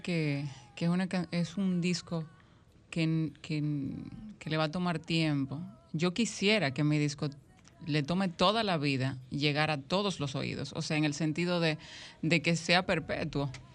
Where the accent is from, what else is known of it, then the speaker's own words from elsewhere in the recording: Dominican Republic; nosotros como dominicanos